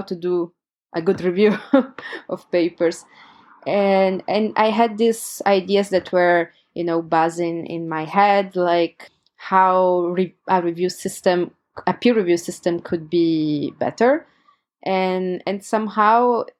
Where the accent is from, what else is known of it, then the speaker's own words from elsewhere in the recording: Turin, Piedmont, Italy; my hometown, Turin, in Italy